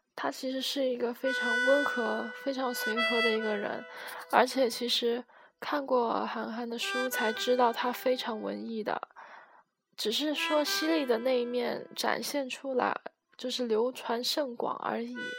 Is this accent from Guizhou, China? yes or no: yes; Guiyang, Guizhou, China; 我是贵阳人，贵州贵阳，对，就是出茅台酒的那个贵州。呃，我们这里也没有很偏僻啦，我还是住在城市里面的